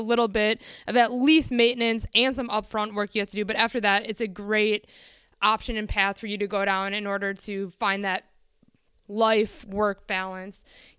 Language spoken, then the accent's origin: English; Midwest, United States; I'm from the Midwest, and maybe that has something to do with it, maybe it doesn't.